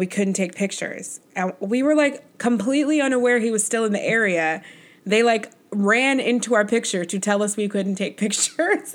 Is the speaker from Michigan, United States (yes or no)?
no; New York, United States; As a New Yorker